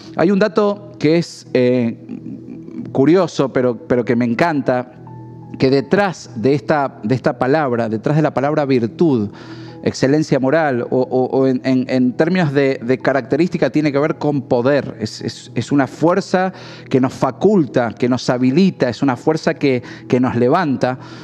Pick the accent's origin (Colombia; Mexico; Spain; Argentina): Argentina